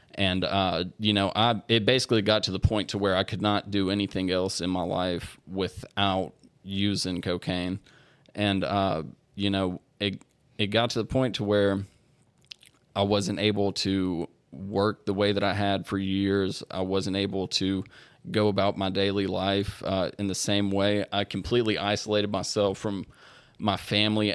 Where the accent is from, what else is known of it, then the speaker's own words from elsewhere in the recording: Shreveport, Louisiana, United States; was born and raised in Shreveport